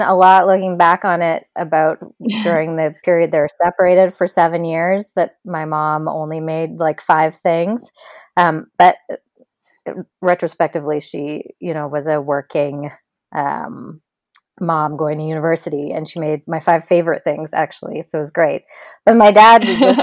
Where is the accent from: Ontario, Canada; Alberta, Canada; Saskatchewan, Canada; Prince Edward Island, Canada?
Alberta, Canada; Edmonton; moved away as an adult; I grew up in Edmonton, Alberta, so like in the prairies, in Canada. That part definitely I left when I was 18.